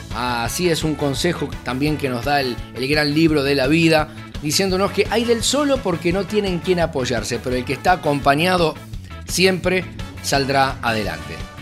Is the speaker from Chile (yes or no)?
no; Argentina; mi país